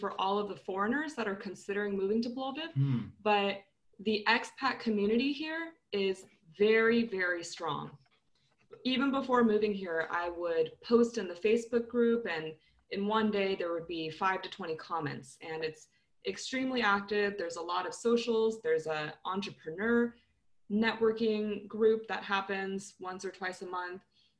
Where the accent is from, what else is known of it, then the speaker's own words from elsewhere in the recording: United States; now in Bulgaria; I'm Chinese American, so I don't look very Bulgarian.